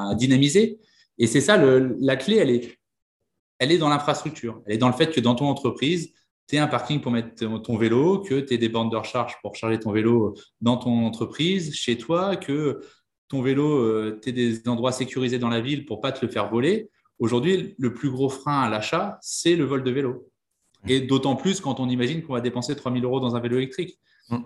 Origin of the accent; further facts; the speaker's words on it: Vannes, Brittany, France; je suis breton. dans une, je viens d'une petite ville qui s'appelle Vannes, dans le Morbihan.